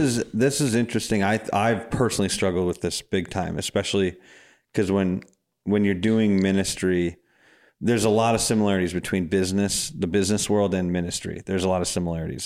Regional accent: Madison, Wisconsin, United States; I'm from Madison

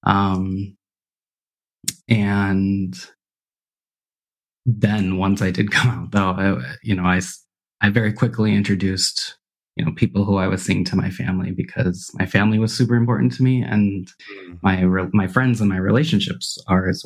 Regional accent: Burlington, Wisconsin, United States; moved away as an adult; also born or lived in Minnesota; I grew up in Burlington, Wisconsin

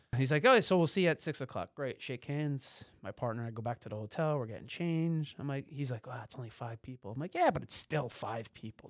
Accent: tri-state area, United States; also born or lived in Boston; Boston was a, uh, shell shocking for me coming from the tri-state area

